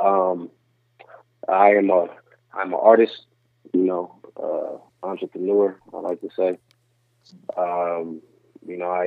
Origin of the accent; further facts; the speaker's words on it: Denver, Colorado, United States; also born or lived in North Dakota; we moved to Denver when I was like 1 year old, so I'd have been here. So I just say I'm from here